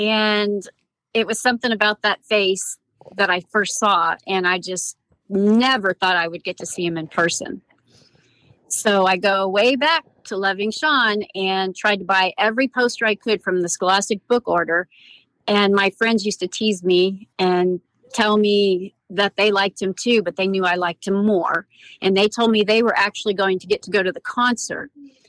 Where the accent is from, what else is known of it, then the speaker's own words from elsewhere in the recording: California, United States; It's all right. I'm from California.